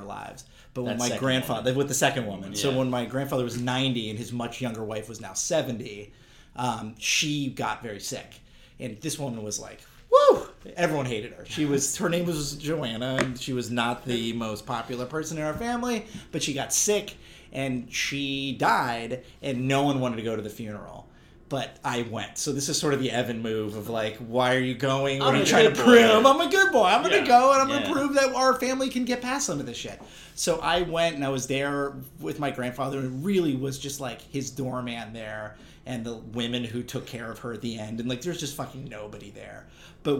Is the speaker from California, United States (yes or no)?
yes; Berkeley, California, United States; I grew up in Berkeley, California